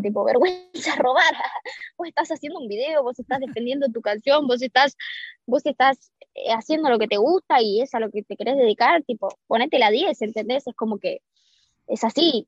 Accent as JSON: {"language": "Spanish", "country": "Argentina", "said": "en mi país"}